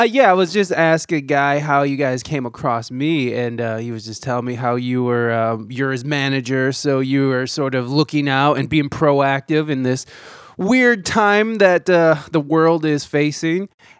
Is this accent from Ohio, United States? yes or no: yes; Ohio, United States; moved away as an adult; also born or lived in San Diego, California; I'm from Ohio, and that's where I'm currently at. But I spent the last, I moved back here about 2 years ago. But I spent the last about 13 years out in San Diego, California